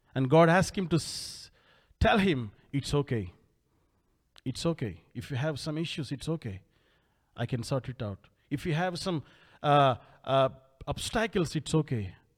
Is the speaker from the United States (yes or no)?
no; India; I came all the way from India